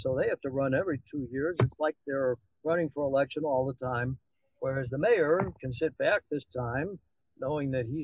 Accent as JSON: {"language": "English", "town": "Chicago", "region": "Illinois", "country": "United States", "tie": "born or raised there", "moved": "yes", "lives_now": "Dallas, United States", "said": "We grew up there"}